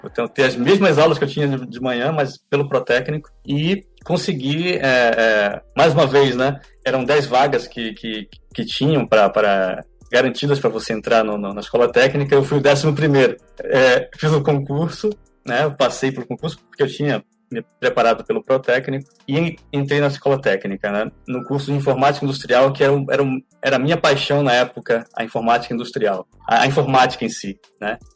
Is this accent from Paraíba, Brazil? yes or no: no; Fortaleza, Ceará, Brazil; also born or lived in Serra do Navio, Amapá; now in Huntsville, United States; Eu nasci no Amapá. É, meu pai ele era é, técnico em, em, motores diesel de grande capacidade, numa, numa mina de manganês, no Amapá, bem no centro do, do, do Amapá, na cidade de Serra do Navio. E nós nos mudamos para Fortaleza, eu tinha 9 anos de idade